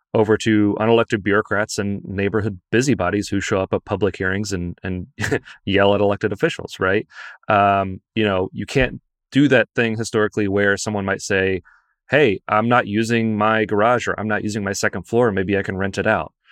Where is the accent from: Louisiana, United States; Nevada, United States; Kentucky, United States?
Kentucky, United States; Lexington; moved away; I'm from Lexington